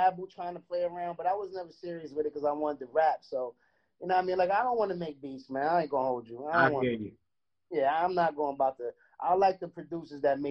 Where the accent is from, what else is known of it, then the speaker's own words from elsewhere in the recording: New York City, New York, United States; me being from Brownsville and growing up